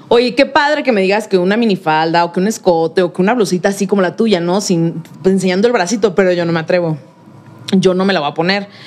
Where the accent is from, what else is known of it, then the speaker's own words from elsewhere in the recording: Mexico City, Mexico; Y yo, pues de aquí, bien chilanga. Ah, tú eres de aquí. Soy súper chilanga.